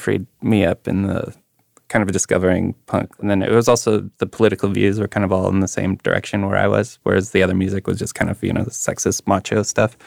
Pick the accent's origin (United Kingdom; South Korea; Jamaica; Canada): Canada; Winnipeg, Manitoba; growing up in Winnipeg